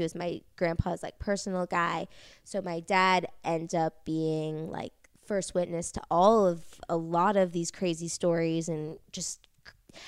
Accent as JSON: {"language": "English", "town": "New York City", "region": "New York", "country": "United States", "tie": "born or raised there", "said": "growing up in New York City"}